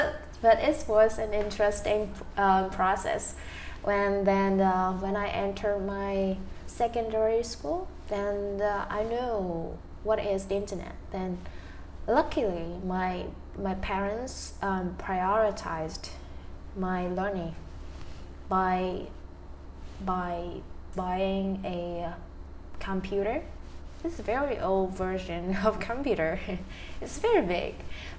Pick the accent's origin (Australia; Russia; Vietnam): Vietnam; English is a second language; now in Ho Chi Minh City, Vietnam; I was from Gangdong province. It's far away from here. It's like it will take you 12 hours traveling from Saigon. Yes, it's a mountainous area. There are just a few people living there, and most of them are minority groups.